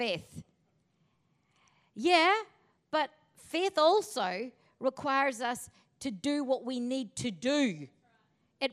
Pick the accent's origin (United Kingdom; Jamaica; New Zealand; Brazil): United Kingdom; Northern Ireland; My hometown in Northern Ireland